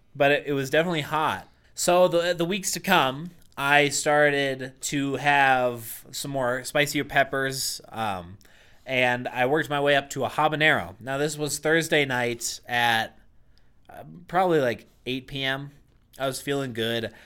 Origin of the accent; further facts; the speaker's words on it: Boston, Massachusetts, United States; I grew up in Boston, Massachusetts